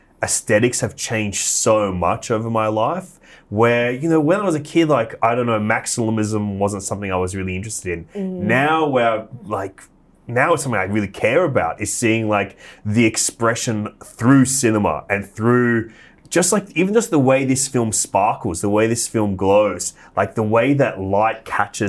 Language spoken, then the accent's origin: English; Australia; as an Australian